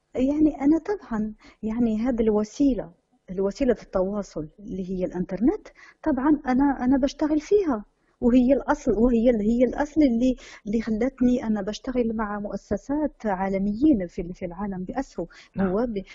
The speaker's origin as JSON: {"language": "Arabic", "country": "Morocco", "tie": "born or raised there"}